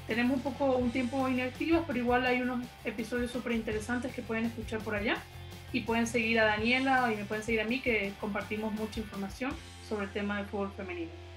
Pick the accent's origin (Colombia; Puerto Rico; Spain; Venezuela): Venezuela; ambas somos de Venezuela